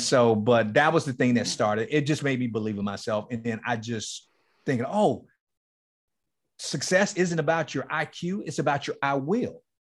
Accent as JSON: {"language": "English", "town": "Miami", "region": "Florida", "country": "United States", "tie": "born or raised there", "moved": "as an adult", "said": "Liberty City, the place where I grew up in Miami, It's called Liberty City."}